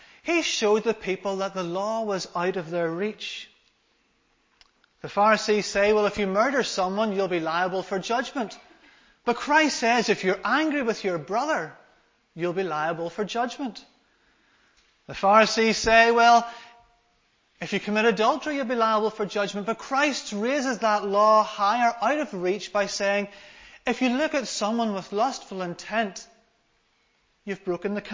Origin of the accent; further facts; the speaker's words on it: Larne, Northern Ireland, United Kingdom; I come from Larne in Northern Ireland, so I've come quite a wee distance today.